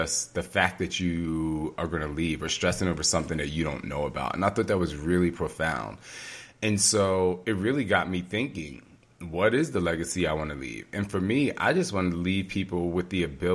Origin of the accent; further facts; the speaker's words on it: New Jersey, United States; moved away; also born or lived in Tokyo; if I never moved out of my hometown in New Jersey